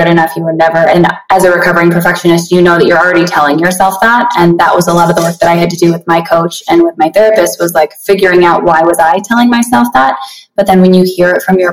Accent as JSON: {"language": "English", "region": "Montana", "country": "United States", "tie": "born or raised there", "also_born_or_lived": "Billings, Montana", "moved": "as an adult", "lives_now": "Las Vegas, United States", "said": "I grew up in Montana, born and raised up there."}